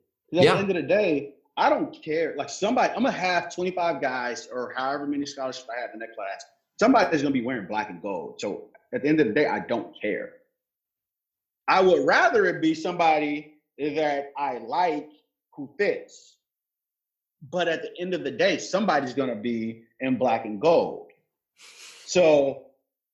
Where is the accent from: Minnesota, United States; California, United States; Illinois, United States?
Illinois, United States; Chicago; accent: Southsider from Chicago; I talk like I'm a Southsider from Chicago